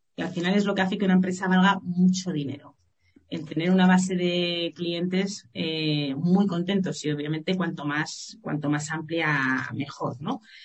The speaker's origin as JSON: {"language": "Spanish", "town": "Madrid", "region": "Community of Madrid", "country": "Spain", "also_born_or_lived": "Málaga", "said": "Yo ya me volví de Málaga, volví a Madrid, que yo soy madrileña"}